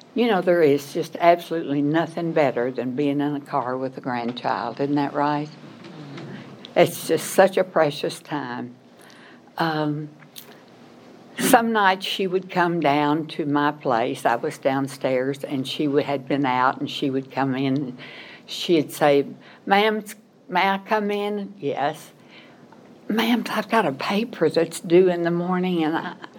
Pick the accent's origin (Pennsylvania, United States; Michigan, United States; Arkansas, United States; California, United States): Arkansas, United States; moved away as an adult; also born or lived in Missouri / Memphis, Tennessee; I was born in Arkansas, went to school there, graduated from Arkansas State University